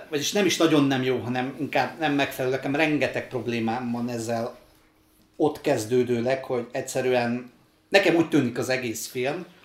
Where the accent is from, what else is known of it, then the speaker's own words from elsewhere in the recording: Ukraine; moved away; László meg én ugye Ukrajnában születtünk, én jóval több időt töltöttem ott, mint Laci